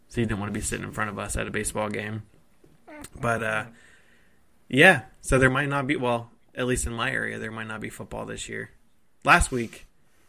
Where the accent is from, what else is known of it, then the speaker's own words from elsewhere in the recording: Ohio, United States; I'm from Ohio